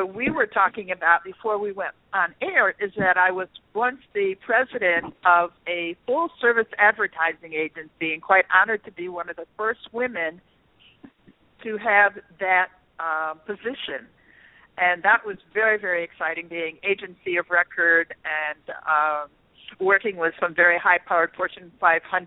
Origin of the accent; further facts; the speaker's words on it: Toledo, Ohio, United States; also born or lived in New York City; I was born in New York City, and I grew up in Toledo, Ohio, not far from Detroit.